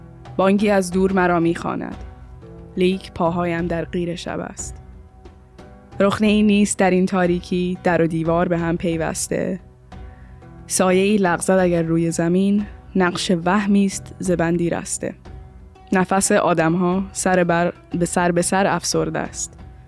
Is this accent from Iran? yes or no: yes; Iran; now in Slovakia; So I just wished that I was born here in Slovakia so I didn't have this many difficulties and everything. And I had like very edgy thoughts about how I don't want to be Iranian anymore. So I stopped speaking Persian to my parents